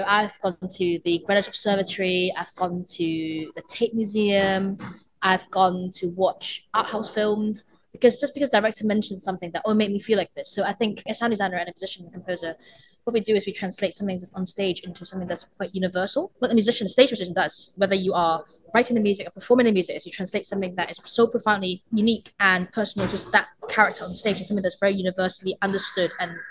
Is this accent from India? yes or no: no; Hong Kong; moved away as an adult; now in United Kingdom; I grew up in Hong Kong and had a percussion teacher